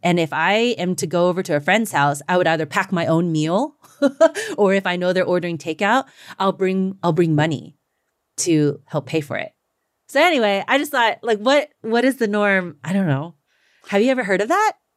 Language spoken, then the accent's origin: English; the South, United States; I'm Chinese American, you know, but also I grew up in the South